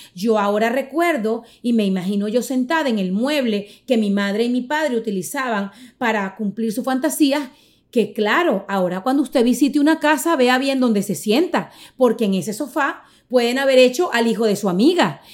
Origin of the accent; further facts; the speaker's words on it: Caracas, Capital District, Venezuela; soy venezolana, caraqueña